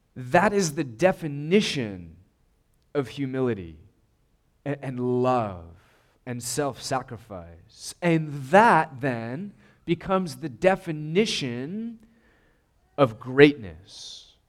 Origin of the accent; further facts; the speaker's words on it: United States; we're American